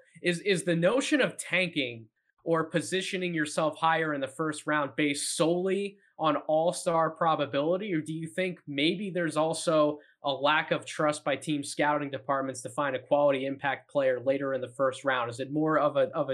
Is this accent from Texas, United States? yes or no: no; Philadelphia, Pennsylvania, United States; That's my hometown team.